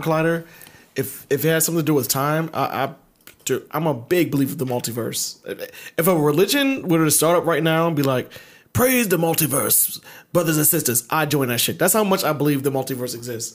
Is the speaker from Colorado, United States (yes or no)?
no; Baltimore, Maryland, United States; moved away; I'm from Baltimore.